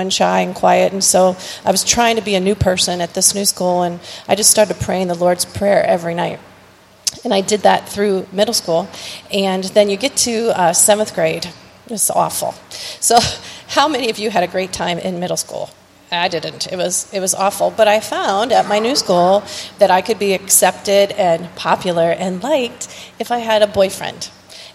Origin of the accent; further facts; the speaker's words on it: Streetsboro, Ohio, United States; also born or lived in Edinburg, Ohio; we grew up in Streetsboro